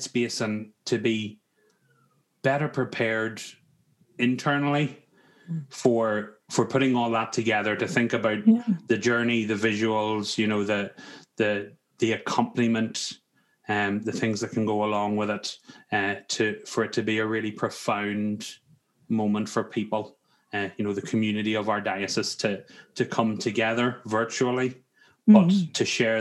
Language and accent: English; Ireland; the cultural side of Ireland as well, you know, and we enjoy our pints of Guinness